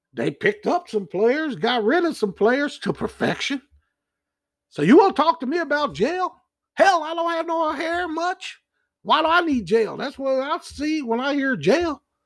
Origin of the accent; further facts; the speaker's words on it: Kansas City, United States; I'm from Kansas City